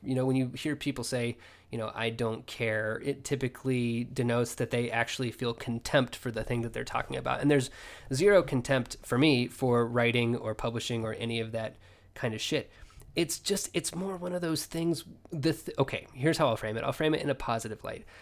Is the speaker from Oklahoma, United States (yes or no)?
yes; Oklahoma, United States; moved away as an adult; also born or lived in El Paso; now in Oregon, United States; I had been in Oklahoma since the sixth grade with just a kind of brief detour to El Paso for a year